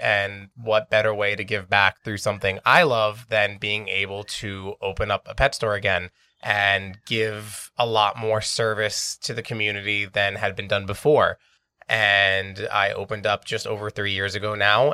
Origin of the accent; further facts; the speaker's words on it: New York City, New York, United States; I grew up here in Astoria my entire life.